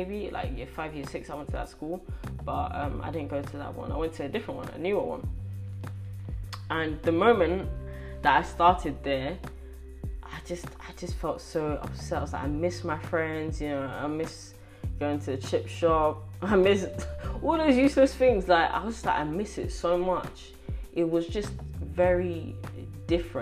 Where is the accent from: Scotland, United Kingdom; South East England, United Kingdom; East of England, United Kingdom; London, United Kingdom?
London, United Kingdom; accent: British; also born or lived in Ghana; I'm British